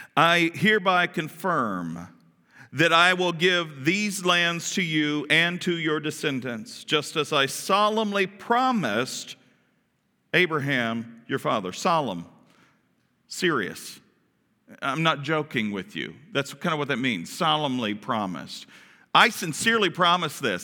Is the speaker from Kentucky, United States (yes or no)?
yes; Kentucky, United States; we're from Kentucky.